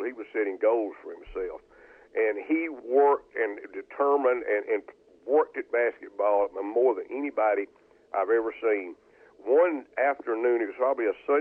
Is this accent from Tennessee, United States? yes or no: no; Ruston, Louisiana, United States; I grew up with Leon in Ruston